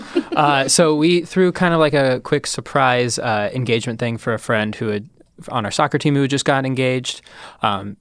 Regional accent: Ohio, United States; I'm from Ohio.

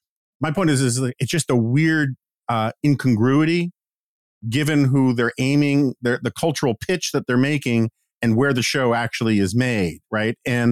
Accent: New York City, New York, United States; I grew up in Manhattan, right?

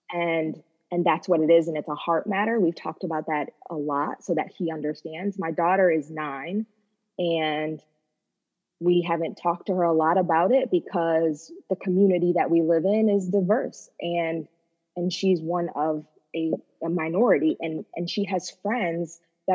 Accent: upstate New York, United States; I grew up in white suburbia in upstate New York

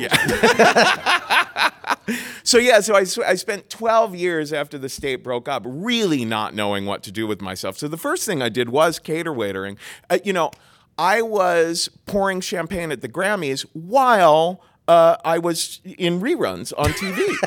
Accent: Cincinnati, Ohio, United States; moved away as an adult; also born or lived in New York; I grew up in Cincinnati, Ohio, and very, very Roman Catholic

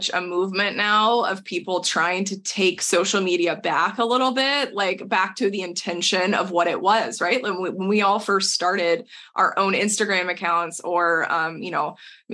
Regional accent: Texas, United States; moved away; we are two people from Texas originally

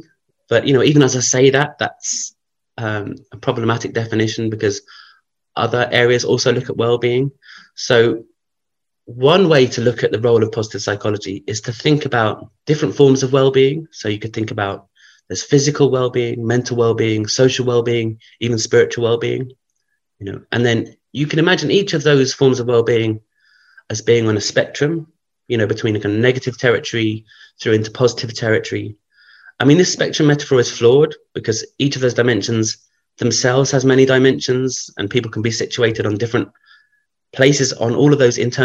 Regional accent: London, United Kingdom; growing up in London

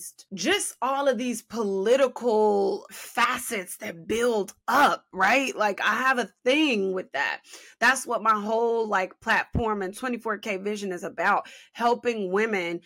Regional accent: Chicago, Illinois, United States; I'm from Chi-Town

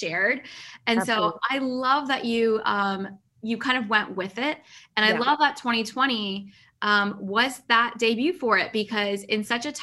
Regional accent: Pakistan; I'm Pakistani.

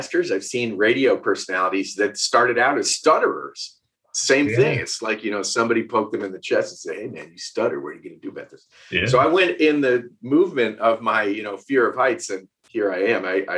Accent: Westchester, New York, United States; moved away as an adult; also born or lived in West Virginia; now in Asheville, United States; I grew up in Westchester, New York. Born and raised there

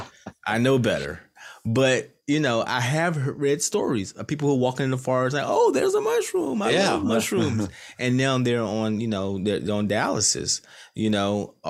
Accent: North Carolina, United States; now in Virginia, United States; I was born and raised in the boonies of North yeah. Carolina

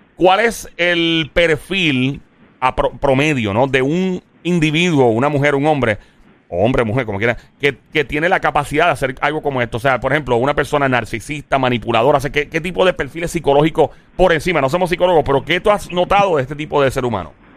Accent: Caguas, Puerto Rico; Cagua es mi pueblo

